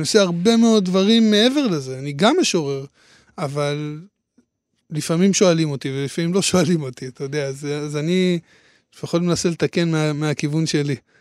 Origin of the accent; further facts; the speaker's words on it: Hadera, Haifa District, Israel; אני מחדרה